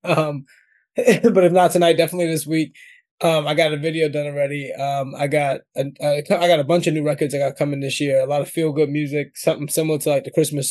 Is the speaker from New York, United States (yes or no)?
yes; New York, United States; I'm from New York, man. Like, I'm not British.